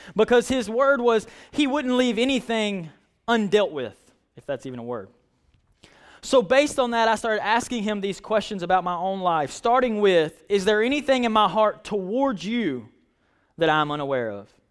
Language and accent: English; United States; I'm American.